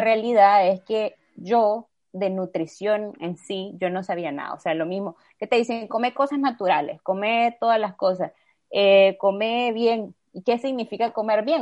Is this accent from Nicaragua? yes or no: yes; Nicaragua; como nicaragüenses